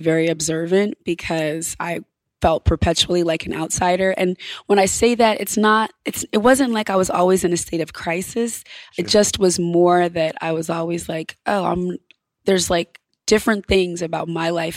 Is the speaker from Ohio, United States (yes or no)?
no; Ithaca, New York, United States; I grew up in a town called Ithaca, New York, in upstate